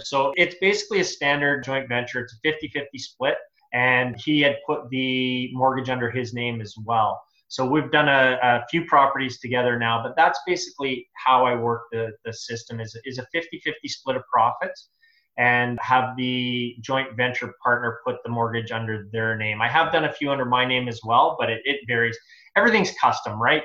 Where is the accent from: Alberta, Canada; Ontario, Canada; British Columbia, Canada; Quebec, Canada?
Alberta, Canada; Edmonton; moved away; I'm originally from Edmonton